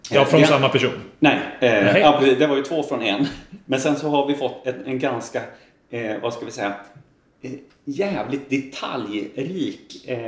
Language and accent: Swedish; Gothenburg, Västra Götaland, Sweden; accent: Gothenburg dialect; now in Bergslagen, Sweden; att jag pratar ju ganska göteborgsengelska. För det är ju liksom min ursprungsdialekt. Liksom, att jag pratar ganska mycket göteborgska.